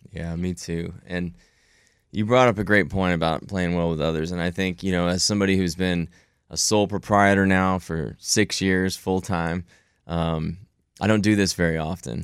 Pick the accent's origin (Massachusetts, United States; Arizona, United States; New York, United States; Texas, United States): Texas, United States; Houston; I born and raised in Houston, Texas, to a great family here in the, in the Bel Air area